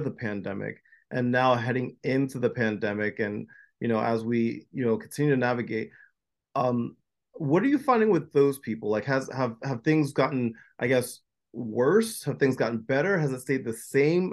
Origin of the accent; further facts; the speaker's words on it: New Jersey, United States; I was born and raised in New Jersey